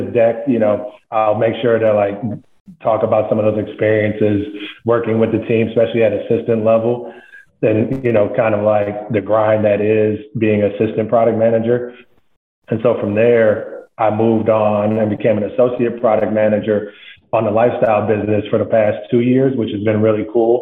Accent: Flint, Michigan, United States; moved away as an adult; I was born and raised in Flint, Michigan

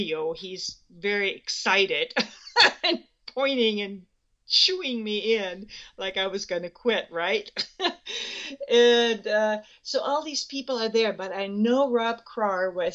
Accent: Germany; moved away as an adult; now in Spokane, United States; I grew up in Germany. I was born July 2nd, 1944, which makes me 71.

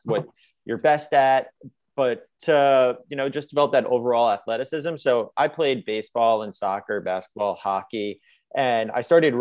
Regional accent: Long Island, New York, United States; I am from Long Island, New York

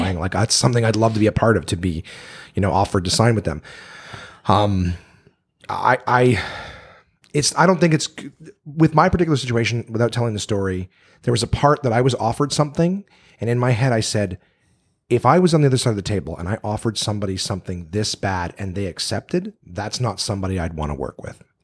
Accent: Canada; I'm Canadian

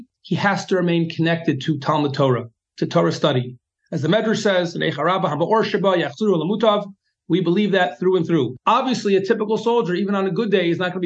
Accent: United States; now in Israel; as an American and of middle age

